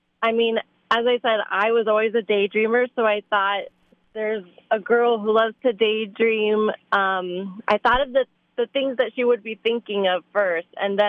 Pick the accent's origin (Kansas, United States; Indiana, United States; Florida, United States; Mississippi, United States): Florida, United States; Miami; I grew up in Miami, Florida.